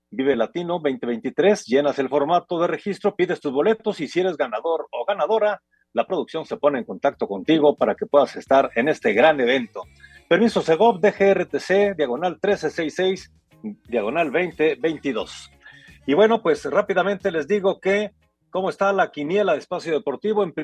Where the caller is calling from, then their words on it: Pachuca, Hidalgo, Mexico; Muy buenas noches amigos … de Pachuca.